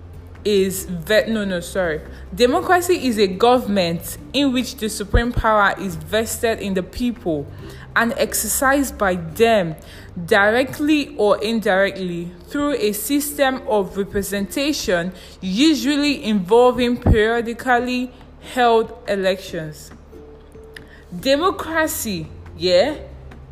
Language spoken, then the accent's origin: English; Nigeria; I'm a Nigerian and I live in a country where I live as a beggar